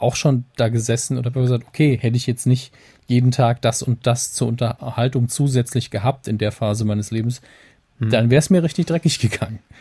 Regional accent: Saarland, Germany; wir sind ja als Saarländer tatsächlich sehr verwöhnt

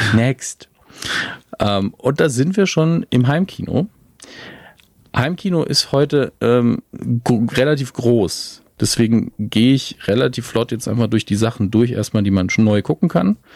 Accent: Germany; als Deutsche

